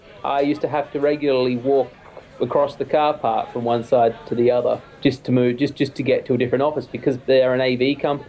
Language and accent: English; Australia; moved away as an adult; now in United Kingdom; As an Australian coming here for the first time